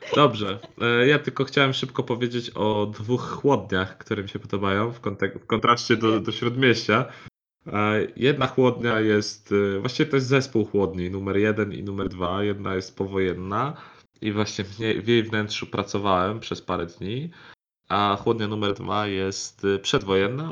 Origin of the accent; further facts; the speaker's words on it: Bydgoszcz, Kuyavian-Pomeranian Voivodeship, Poland; ja pochodzę z Bydgoszczy